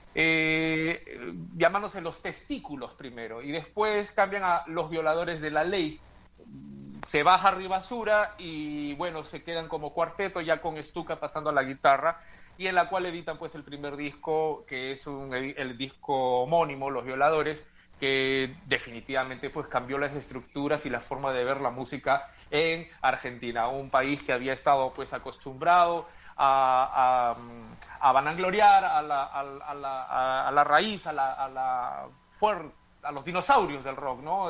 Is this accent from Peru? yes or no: yes; Peru; en mi país, Perú